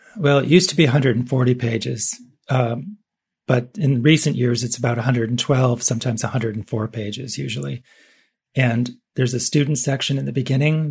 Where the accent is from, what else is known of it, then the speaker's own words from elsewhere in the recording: Cleveland, Ohio, United States; I was born in Cleveland